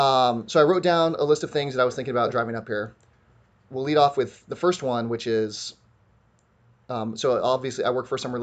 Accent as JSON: {"language": "English", "town": "San Diego", "region": "California", "country": "United States", "said": "I'm mostly in San Diego anyway, and I'm from San Diego"}